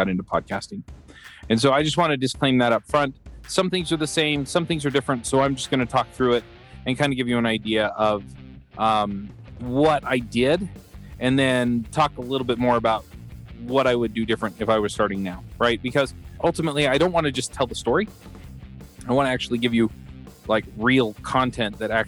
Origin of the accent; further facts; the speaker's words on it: Utah, United States; also born or lived in Atlanta; I was born here in Utah before they went to dental school